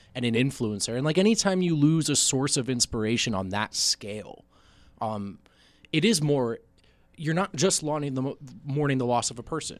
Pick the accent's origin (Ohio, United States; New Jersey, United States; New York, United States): New Jersey, United States; I grew up in New Jersey